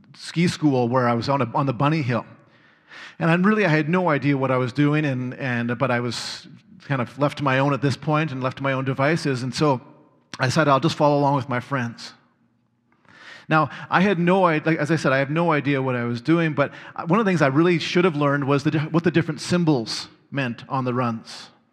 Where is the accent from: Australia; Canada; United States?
Canada; Red Deer, Alberta; growing up in Red Deer